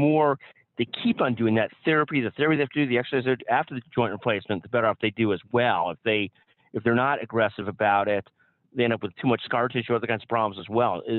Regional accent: Chicago, Illinois, United States; and I'm a Chicagoan

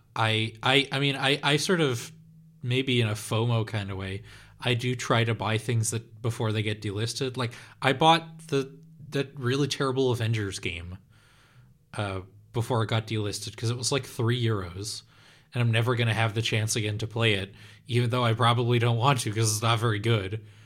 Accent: Netherlands; English is a second language

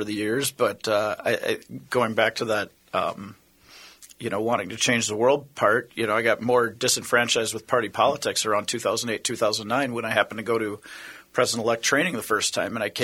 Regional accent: Prior Lake, Minnesota, United States; I'm originally from Prior Lake, Minnesota. If those that aren't in the Twin Cities know that that's a suburb of about 20 minutes from where we're recording this. Grew up there

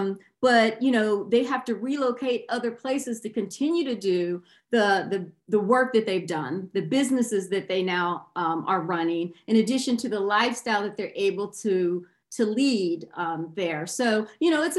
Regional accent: East Coast of the United States, United States; moved away as an adult; also born or lived in Texas; now in Austin, United States; I've lived in Texas for what, probably 22 years now, but I'm originally from the East Coast of the United States.

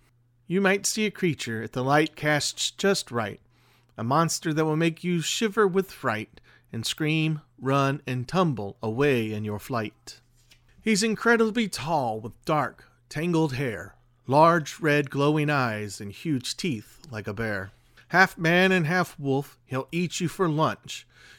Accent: Louisiana, United States; as more people move into my parish, into my hometown, the more people that don't know the story, that don't know the area, they move here because it's close to New Orleans

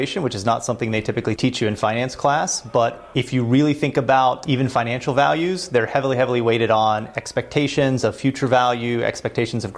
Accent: Louisville, Kentucky, United States; moved away as an adult; also born or lived in Florida; now in Boston, United States; we're from Louisville, Kentucky

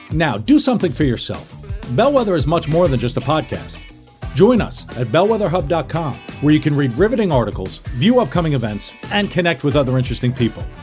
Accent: New York, United States; also born or lived in Philadelphia / Washington, D.C.; Growing up as an Irish guy in New, New York and Philadelphia and D.C., it was.

